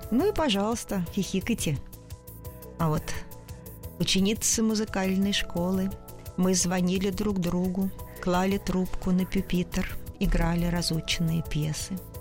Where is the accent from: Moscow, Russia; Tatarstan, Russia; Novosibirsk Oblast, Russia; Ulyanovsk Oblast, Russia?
Moscow, Russia; я москвичка, родилась в Москве